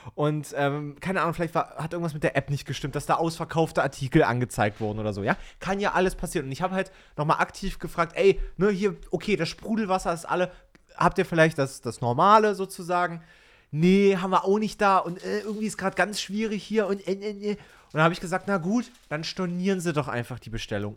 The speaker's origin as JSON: {"language": "German", "region": "East Germany", "country": "Germany", "tie": "born or raised there", "said": "ich bin ja in Ostdeutschland geboren, ne? also ehemalige DDR sozusagen"}